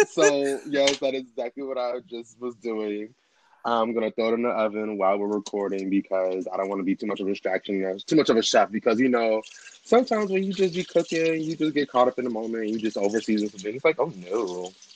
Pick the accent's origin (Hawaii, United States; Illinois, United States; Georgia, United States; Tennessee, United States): Illinois, United States; Chicago; also born or lived in Brooklyn, New York / Canarsie, New York; now in DMV area, United States; I am originally from Chicago, born and raised, South Side, low end